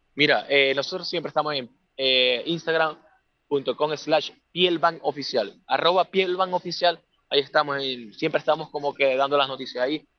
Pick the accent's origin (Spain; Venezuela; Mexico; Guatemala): Venezuela; moved away as an adult; now in Santiago, Chile; yo soy de nacionalidad venezolana